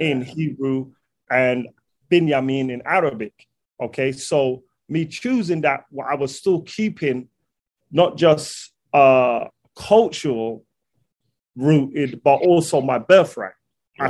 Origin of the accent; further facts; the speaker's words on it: London, United Kingdom; I'm from London